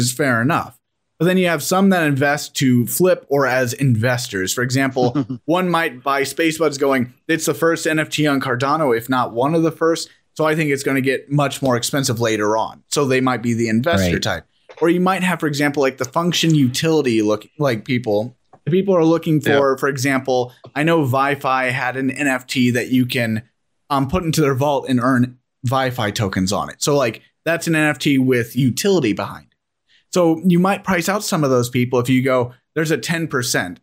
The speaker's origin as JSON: {"language": "English", "country": "United States", "said": "I, being American"}